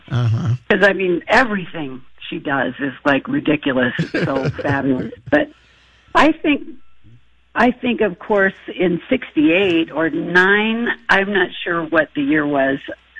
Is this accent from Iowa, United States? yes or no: yes; Iowa, United States; I remember growing up in Iowa, and we lived out way out in the country